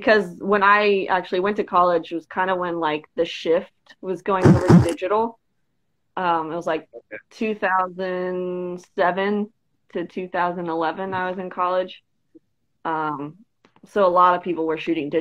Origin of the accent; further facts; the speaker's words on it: Dayton, Ohio, United States; moved away as an adult; now in Columbus, United States; from Dayton, which is just like an hour west of here